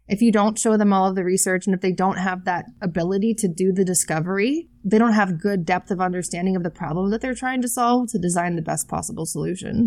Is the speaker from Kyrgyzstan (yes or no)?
no; United States; We're both American